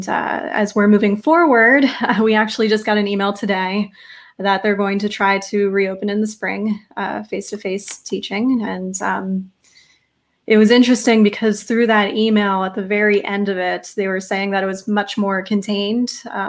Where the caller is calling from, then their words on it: Raleigh, North Carolina, United States; Yeah, I'm calling in from Raleigh, North Carolina, and it's constantly fluctuating here.